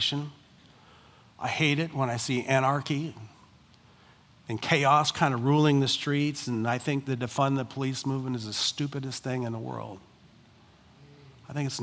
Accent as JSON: {"language": "English", "country": "United States", "said": "I am first and foremost a Christian who happens to be an American."}